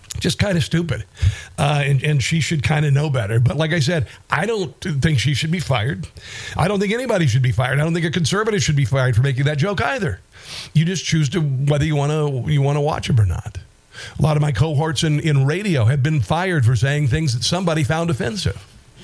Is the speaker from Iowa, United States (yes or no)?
yes; Iowa, United States; I'm from Iowa.